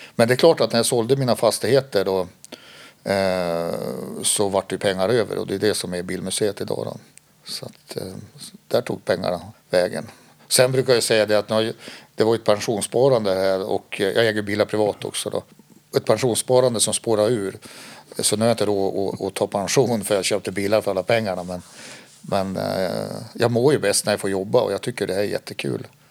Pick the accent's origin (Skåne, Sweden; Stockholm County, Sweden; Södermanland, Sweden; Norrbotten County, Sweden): Skåne, Sweden; now in Härnösand, Sweden; Jag är ju född i Skåne och pappa är född i Västerbotten och min mamma kom från Skåne. Eh, men vi bodde i Skåne då och då fick han ju en tjänst här uppe